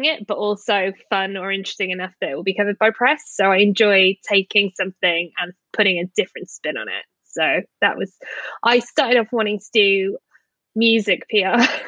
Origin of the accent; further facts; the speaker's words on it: Wales, United Kingdom; now in England; I'm not even English as well. For your American listeners, I'm a Welsh person exiled to England.